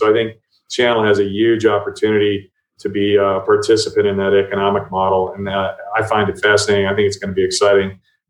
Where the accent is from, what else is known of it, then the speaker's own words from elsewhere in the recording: Ohio, United States; also born or lived in New Jersey / Colorado; Well, I grew up all over. I'm from Ohio originally.